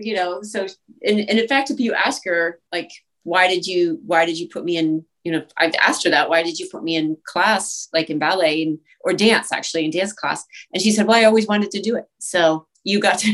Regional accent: East Coast, United States; moved away as an adult; also born or lived in Boston / Western Massachusetts / New York; now in Los Angeles, United States; I'm from the East Coast originally, and I danced in Boston, and I went to school in Western Massachusetts and at Boston University

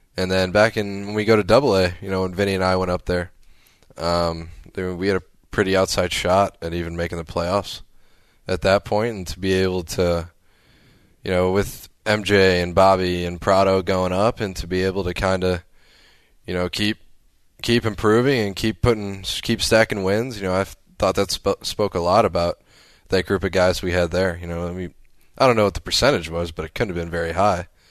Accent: near Chicago, Illinois, United States; moved away as an adult; also born or lived in Arizona / Omaha; my hometown by Chicago

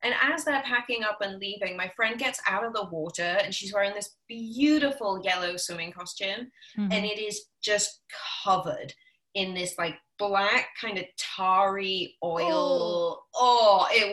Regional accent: the Atlantic, East Coast, United States; I grew up on the Atlantic.

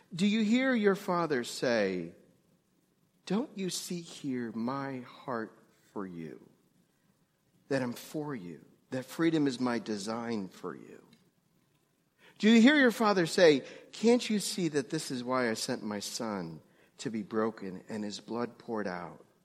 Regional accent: New York, United States; moved away; also born or lived in Greensburg, Pennsylvania; I grew up Jewish in New York

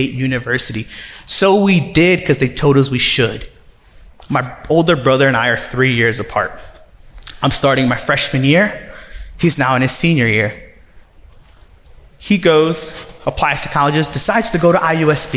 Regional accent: South Bend, Indiana, United States; also born or lived in Ciudad Madero, Tamaulipas, Mexico; we grew up in South Bend. I went to Kennedy Elementary, then Coquillard Elementary, Dickinson Middle

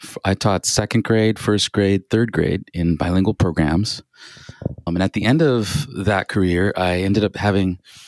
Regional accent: East Bay, California, United States; also born or lived in Orange County, California; I was raised in the East Bay, San Jose, Hayward, San Leandro

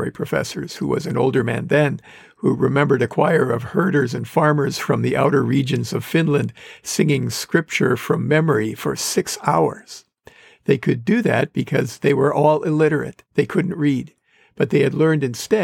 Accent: Wisconsin, United States; moved away; the homes we lived in growing up in Wisconsin

